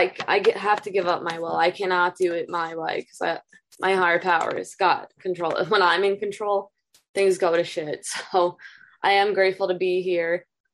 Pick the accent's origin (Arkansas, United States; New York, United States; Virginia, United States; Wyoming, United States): New York, United States; Long Island; I'm from Long Island, New York.